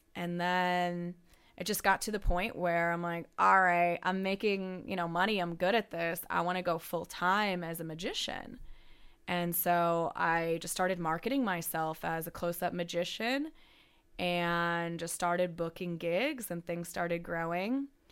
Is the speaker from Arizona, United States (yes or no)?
yes; Tucson, Arizona, United States; also born or lived in Phoenix / Los Angeles / New York City; now in Las Vegas, United States; I grew up in Tucson, Arizona, where there wasn't a lot